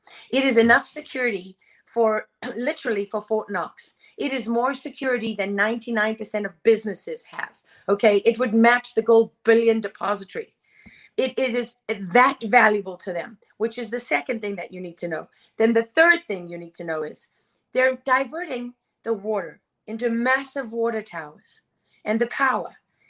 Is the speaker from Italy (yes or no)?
yes; Sicily, Italy; also born or lived in Africa; Okay, I'm Sicilian, and I was born and raised in Africa.